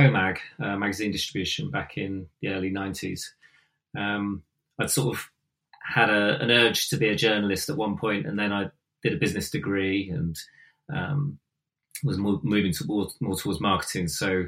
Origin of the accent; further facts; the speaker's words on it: Devon, South West England, United Kingdom; moved away; also born or lived in London / Bath; I come from Devon